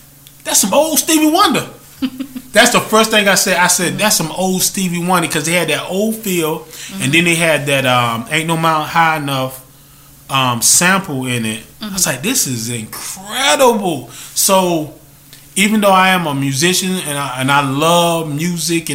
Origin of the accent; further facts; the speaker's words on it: North Carolina, United States; I'm growing up in North Carolina.